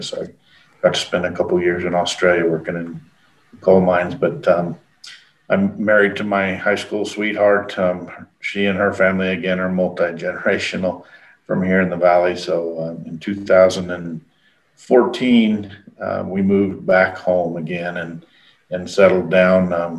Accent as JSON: {"language": "English", "town": "Alamosa", "region": "Colorado", "country": "United States", "tie": "born or raised there", "said": "I'm actually speaking to you today from Alamosa, which is my home. I was born here in Alamosa. I grew up here farming and ranch. And coincidentally, I own my own irrigated farm today."}